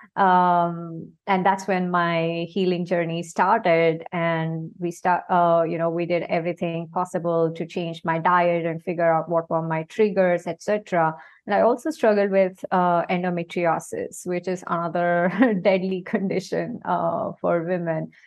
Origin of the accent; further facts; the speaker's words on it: India; now in Singapore; I am basically from India and I am currently based in Singapore.